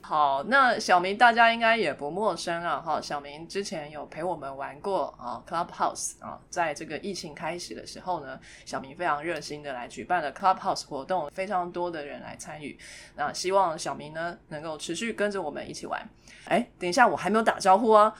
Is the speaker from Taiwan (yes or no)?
yes; Taipei, Taiwan; 我呢，在台北长大